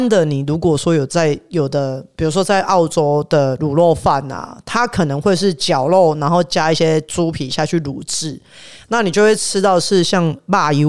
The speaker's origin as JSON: {"language": "Chinese", "country": "Taiwan", "moved": "yes", "lives_now": "Melbourne, Australia", "said": "因为我跟我的合作人都是来自台湾，"}